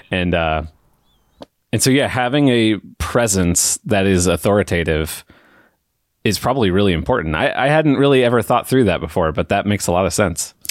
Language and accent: English; United States; I'm, I'm from America